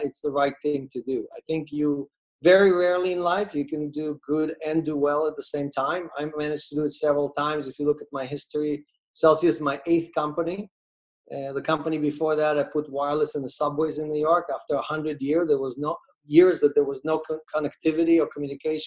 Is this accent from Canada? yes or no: no; Russia; moved away; I was born in Russia, in the USSR.